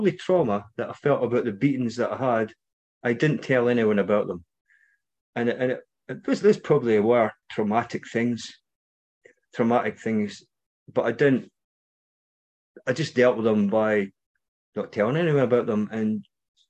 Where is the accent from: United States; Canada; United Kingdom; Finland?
United Kingdom; Scotland; you might recognise my accent, maybe not. I'm from Scotland.